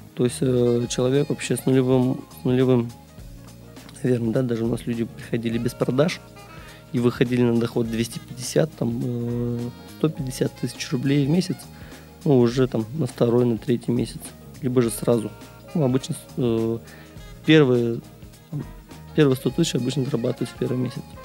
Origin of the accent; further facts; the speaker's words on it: Ufa, Bashkortostan, Russia; moved away as an adult; also born or lived in Kazan; now in Saint Petersburg, Russia; сам я родом не из Санкт-Петербурга, я сюда приехал из Уфы. То есть родился и вырос я там